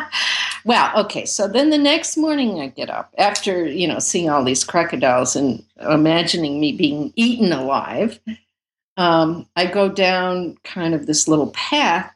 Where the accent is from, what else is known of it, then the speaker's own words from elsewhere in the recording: United States; I'm from America